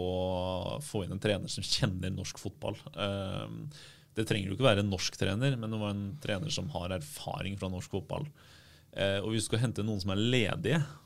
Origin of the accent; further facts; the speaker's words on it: Bergen, Vestland, Norway; jeg er derfra, der jeg er fra